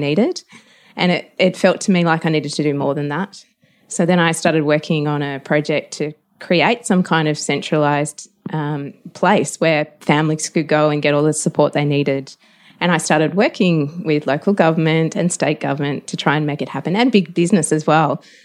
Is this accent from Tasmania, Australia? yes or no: yes; Tasmania, Australia; I grew up in Tasmania